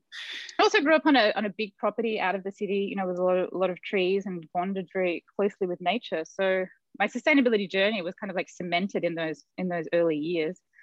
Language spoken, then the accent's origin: English; Melbourne, Victoria, Australia; moved away; also born or lived in Silicon Valley; I grew up in Melbourne, Australia, and I was the granddaughter of these master